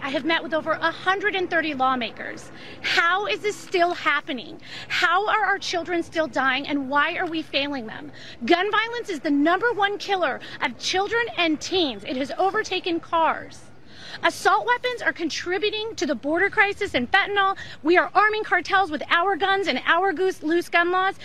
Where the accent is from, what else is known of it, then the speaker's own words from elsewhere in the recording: Highland Park, Illinois, United States; I'm from Highland Park